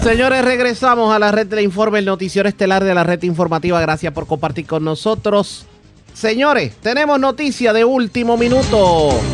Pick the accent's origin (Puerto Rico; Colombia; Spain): Puerto Rico; nosotros mismos como puertorriqueños